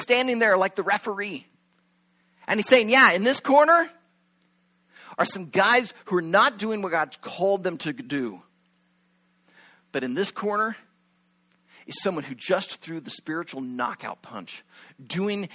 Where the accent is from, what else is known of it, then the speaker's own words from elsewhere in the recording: Shenandoah, Iowa, United States; moved away as an adult; also born or lived in Venezuela; a few churches back in my hometown of Shenandoah, Iowa